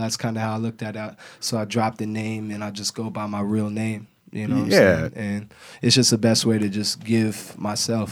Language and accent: English; Portland, Oregon, United States; moved away; I'm really from Portland Kaiser Hospital. You know, it's Adidas now, but you know, I'm from North Portland, man, St. John's